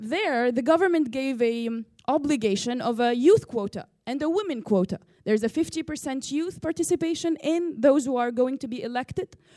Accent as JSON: {"language": "English", "country": "Tunisia", "said": "from Tunisia"}